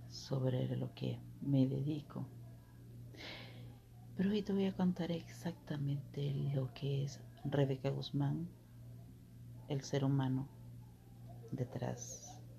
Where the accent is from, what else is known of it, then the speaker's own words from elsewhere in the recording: Petén, Guatemala; born there; Soy nacida en Guatemala ya te lo dije en los otros audios, soy nacida en Guatemala, eh, en el departamento del Petén, del municipio que le dicen